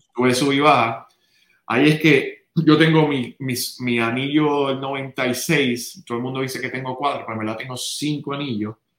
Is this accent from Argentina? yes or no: no; San Juan, Puerto Rico; also born or lived in Santurce; nací en San Juan, nací en Santurce, pero me crié en Río Piedras.